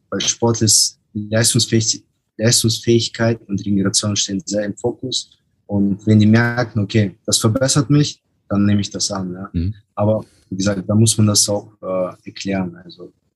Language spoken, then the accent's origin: German; Germany; aus Deutschland